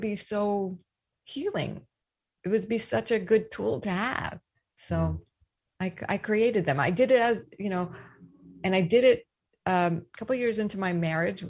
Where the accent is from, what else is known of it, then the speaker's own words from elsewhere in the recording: East Coast, United States; moved away; also born or lived in the South; I grew up on the East Coast, rough around the edges, though I did go to the South for school